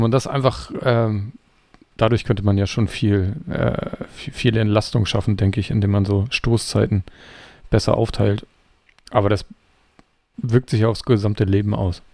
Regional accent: Kiel, Schleswig-Holstein, Germany; ich stamme ja auch aus Kiel

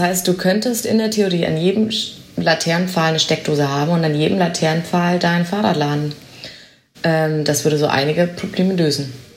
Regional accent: Augsburg, Bavaria, Germany; moved away as an adult; also born or lived in Berlin; now in Amsterdam, Netherlands; ich komme ja nicht aus den Niederlanden, ich komme aus Augsburg, äh, im schönen Bayerland

